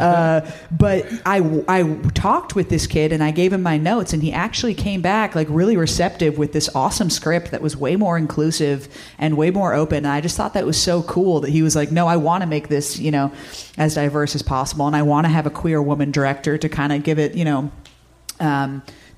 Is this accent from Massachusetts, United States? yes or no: yes; Cape Cod, Massachusetts, United States; I'm actually from the Cape Cod area